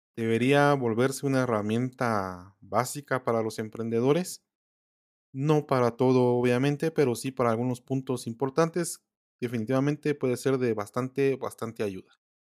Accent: Guatemala; los que somos de Guatemala

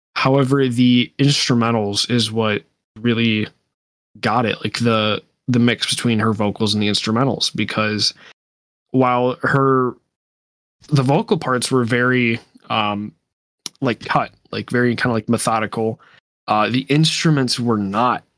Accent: United States; I am American

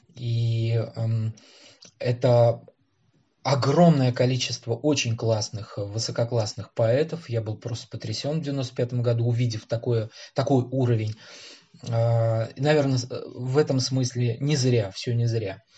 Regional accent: Tashkent, Uzbekistan; moved away as an adult; now in Moscow, Russia; я родился в Ташкенте

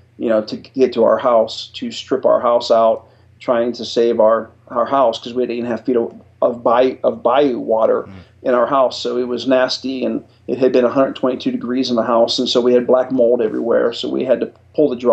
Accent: Warren, Ohio, United States; moved away as an adult; also born or lived in Colorado Springs, Colorado / Lakenheath, England / Biloxi, Mississippi; I'm from Warren, Ohio

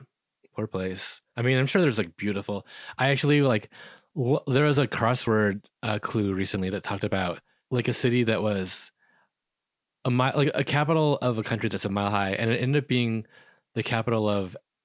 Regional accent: United States

